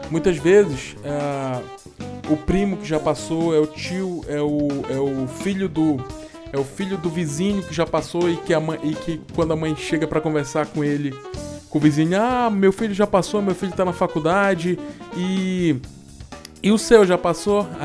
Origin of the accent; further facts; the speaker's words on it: Goiânia, Goiás, Brazil; Para quem não sabe, eu sou de Goiânia, terra do Pequi.